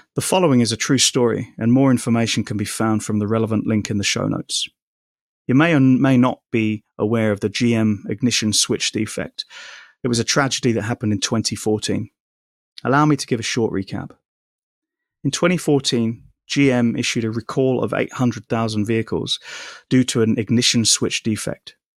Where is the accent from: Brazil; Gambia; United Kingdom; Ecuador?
United Kingdom; London; just a poor boy from Shepherd's Bush